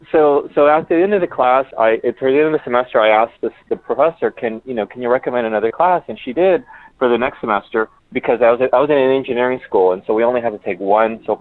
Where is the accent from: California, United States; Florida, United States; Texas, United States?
Texas, United States; Edinburg; also born or lived in Taft / Corpus Christi; we moved from Taft um, to Corpus, and then from there to Edinburg, Texas, which is down in the in the valley, the Rio Grande Valley of Texas.